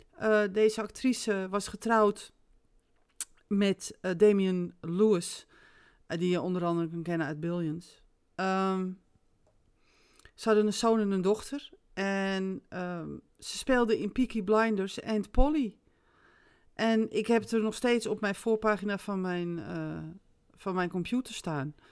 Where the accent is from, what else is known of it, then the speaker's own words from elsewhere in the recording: Netherlands; ik ben Nederlander